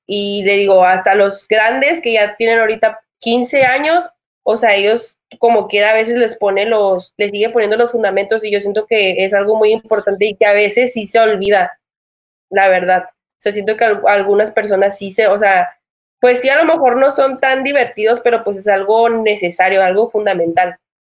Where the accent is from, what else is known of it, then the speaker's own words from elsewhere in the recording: Matamoros, Tamaulipas, Mexico; now in United States; aquí en Matamoros, de donde yo soy